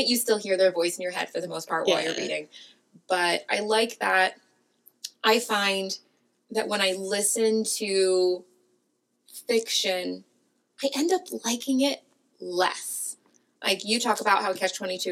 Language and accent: English; Los Angeles, California, United States; As a Californian and as an Angeleno